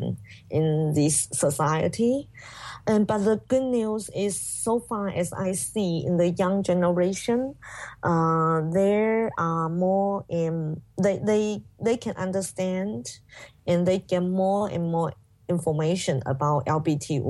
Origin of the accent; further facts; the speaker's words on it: Guangxi, China; English is a second language; moved away; I was sent back to my hometown in Guangxi